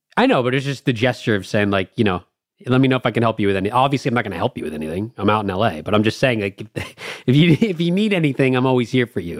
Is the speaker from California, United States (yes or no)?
yes; Los Angeles, California, United States; growing up in L